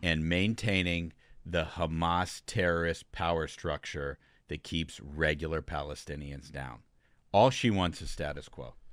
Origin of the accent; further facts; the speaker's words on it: Ohio, United States; I'm from Ohio